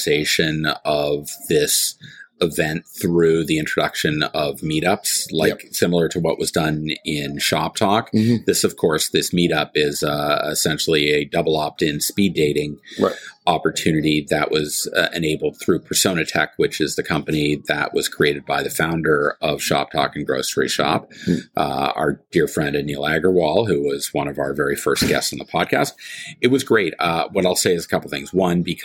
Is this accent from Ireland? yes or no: no; Canada; I'm a Canadian